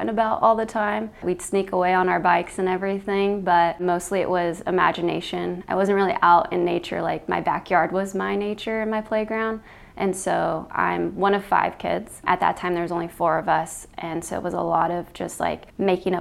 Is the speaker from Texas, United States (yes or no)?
no; Los Angeles, California, United States; I grew up in the city. I grew up in Los Angeles, which is one of the biggest cities in the entire world.